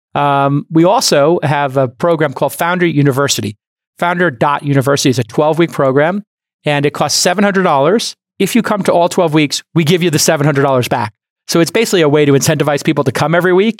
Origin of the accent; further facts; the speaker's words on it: New York City, New York, United States; when I grew up in Brooklyn, there were loan sharks